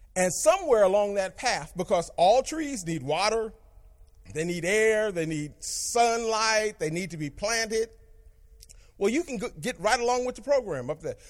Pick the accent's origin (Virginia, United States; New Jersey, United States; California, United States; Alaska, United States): California, United States; Berkeley; I grew up in Berkeley